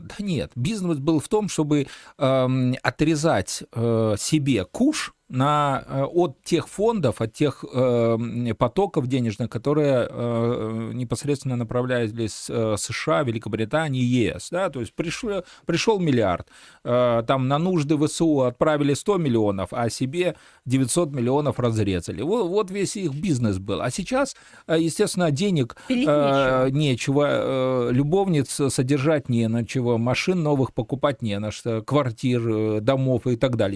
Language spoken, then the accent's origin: Russian; Belarus; мы, белорусы